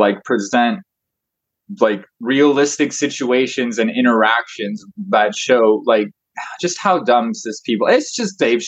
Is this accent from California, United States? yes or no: yes; Truckee, California, United States; I was born in Truckee